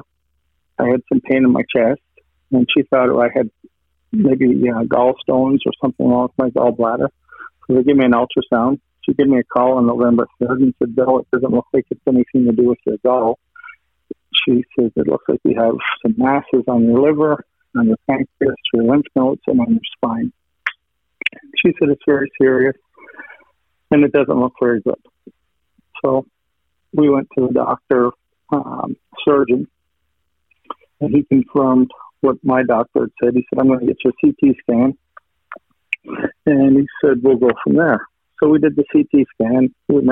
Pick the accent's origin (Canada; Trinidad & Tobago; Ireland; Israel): Canada; Western Canada; I grew up in Western Canada